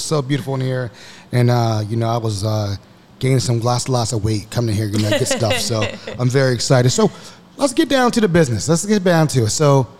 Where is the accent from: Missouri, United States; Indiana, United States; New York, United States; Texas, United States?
New York, United States; Syracuse; moved away; I'm from Syracuse